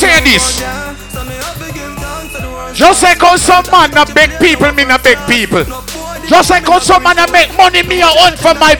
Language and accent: English; Trinidad & Tobago; I'm from Trinidad, they're from Guyana. Let me take a fly over Trinidad.